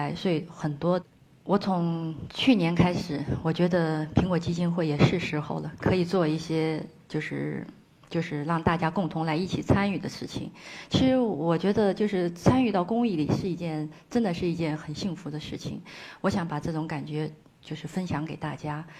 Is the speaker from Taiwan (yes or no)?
no; Ngari, Tibet, China; 我很热爱阿里，我觉得我是当地人